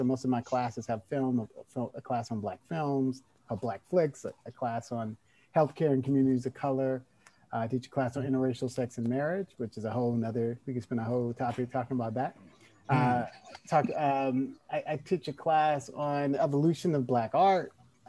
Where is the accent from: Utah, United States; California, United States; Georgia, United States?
California, United States; Oakland; also born or lived in Alabama / East Texas; I came from Alabama. We moved to Texas. I lived in East Texas for a couple of years. Then we moved to Northern California. Where I went to high school in Oakland, went to El Cerrito High School